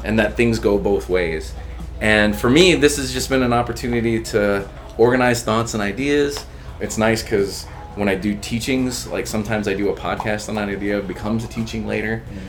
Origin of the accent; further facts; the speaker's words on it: Texas, United States; I grew up in Texas, I grew up in a barrio neighborhood